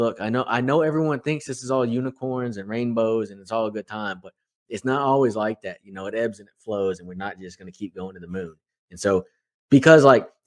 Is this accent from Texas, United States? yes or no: yes; Houston, Texas, United States; I'm from Houston